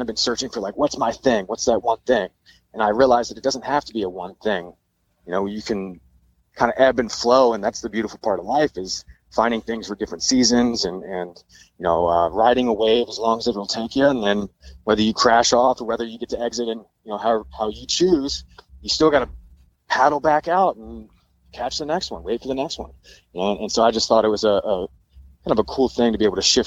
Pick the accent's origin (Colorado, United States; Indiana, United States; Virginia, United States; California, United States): Virginia, United States; Richmond; moved away as an adult; also born or lived in San Diego; I've always lived in Richmond, other than going to school for 4 years, you know, about 2 hours outside of my hometown. I'd always lived in the town I grew up in.